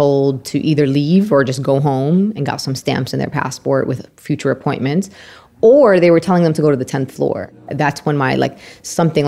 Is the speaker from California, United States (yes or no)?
no; New York City, New York, United States; I am a Palestinian Muslim American community organizer born and raised in Brooklyn, New York.